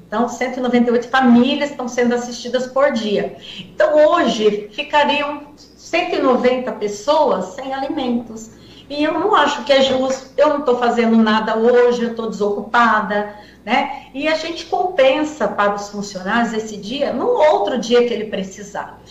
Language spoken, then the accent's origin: Portuguese; Guarujá, São Paulo, Brazil; eu sou do Guarujá